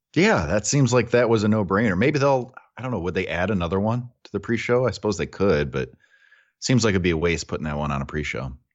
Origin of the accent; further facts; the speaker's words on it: United States; we're from America